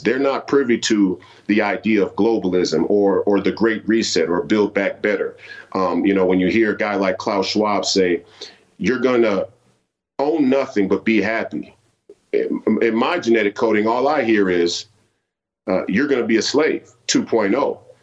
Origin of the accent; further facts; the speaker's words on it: Minneapolis, Minnesota, United States; I'm a fifth generation Minnesotan and a product of the Twin Cities